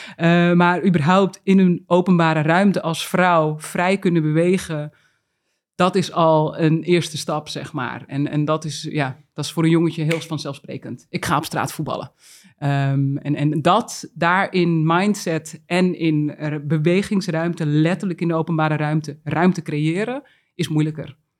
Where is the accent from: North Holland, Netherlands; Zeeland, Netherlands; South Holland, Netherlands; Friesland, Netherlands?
North Holland, Netherlands; Uithoorn; ik ben ook echt opgegroeid in Uithoren bij de Legmeervogels